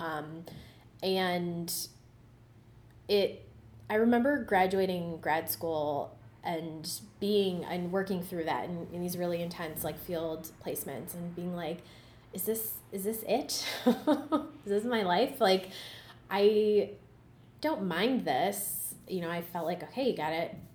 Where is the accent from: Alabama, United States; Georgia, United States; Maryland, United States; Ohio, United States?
Ohio, United States; Cleveland; I grew up uh, in the West Park neighborhood of Cleveland